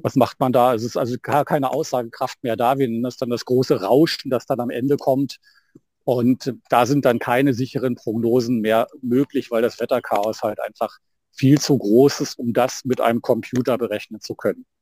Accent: Brandenburg, Germany; bei uns in Brandenburg

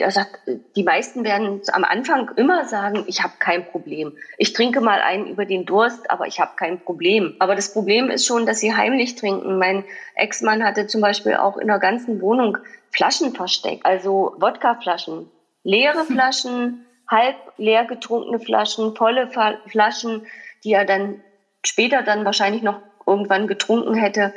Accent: East Germany, Germany; wir sind halt in der DDR groß geworden

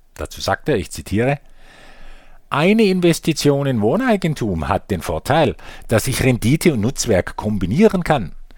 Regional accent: Germany; bei uns in Deutschland

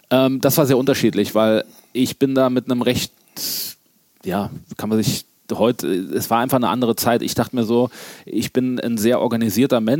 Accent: Gerolstein, Rhineland-Palatinate, Germany; wenn du sagst, ich komme aus Gerolstein, ja klar

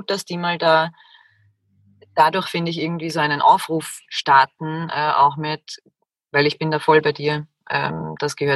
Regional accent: Austria; Der 1. Januar. Bei uns in Österreich auch Jänner genannt.

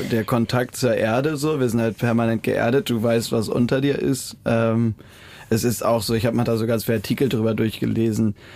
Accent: Germany; moved away; an der Ostsee, so in der Heimat

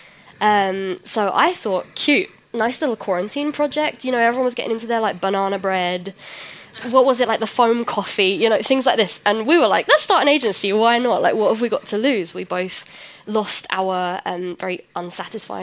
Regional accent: London, United Kingdom; first language English; moved away as an adult; now in Berlin, Germany; So I am from London, I moved here about 4 years ago

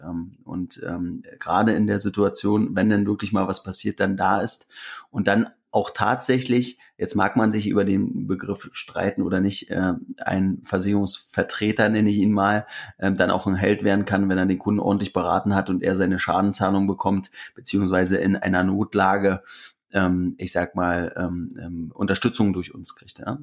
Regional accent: Briesen, Brandenburg, Germany; now in Berlin, Germany; wenn ich da mal in meinem Heimatdorf bin

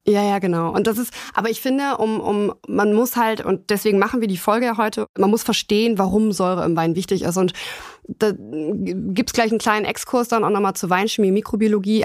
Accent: Germany; bei uns in Deutschland

